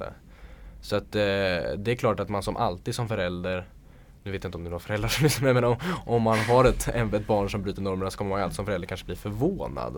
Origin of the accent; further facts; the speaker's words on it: Sweden; jag är född i Sverige